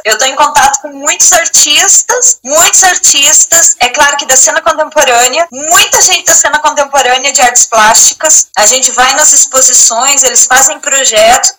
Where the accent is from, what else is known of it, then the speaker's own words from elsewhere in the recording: interior of Santa Catarina, Brazil; moved away as an adult; now in Portugal; eu sou do interior de Santa Catarina, de uma cidade onde não tem teatro.